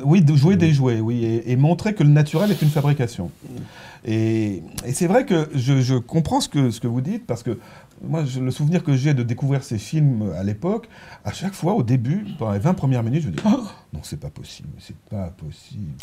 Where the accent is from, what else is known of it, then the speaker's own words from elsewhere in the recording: Provence-Alpes-Côte d'Azur, France; J'ai passé mon enfance en Provence